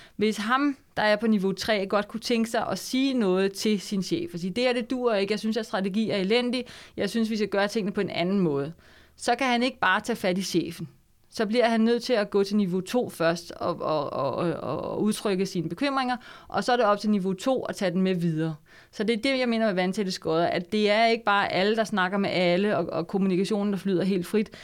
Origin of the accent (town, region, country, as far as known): Denmark